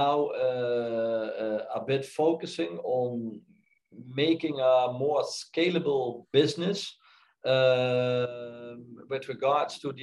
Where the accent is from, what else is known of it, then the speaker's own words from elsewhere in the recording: Netherlands; moved away; also born or lived in Frankfurt am Main; the Netherlands, my home country